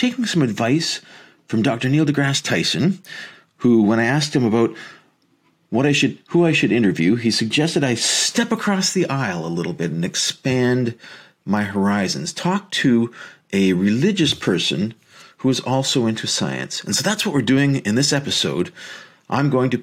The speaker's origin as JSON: {"language": "English", "town": "Leamington", "region": "Ontario", "country": "Canada", "tie": "born or raised there", "moved": "yes", "said": "I am originally from Leamington, Ontario, right across the river from you guys"}